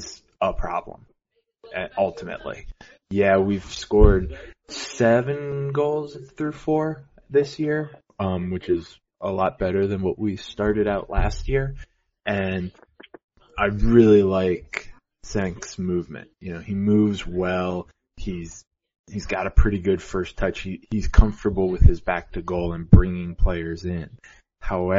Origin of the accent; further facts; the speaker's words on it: United States; as an American